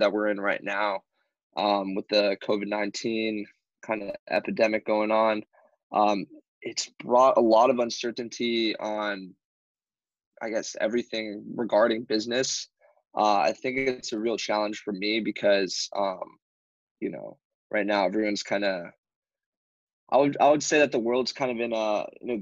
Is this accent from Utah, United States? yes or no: no; Hawaii, United States; moved away as an adult; now in San Diego, United States; Born and raised in Hawaii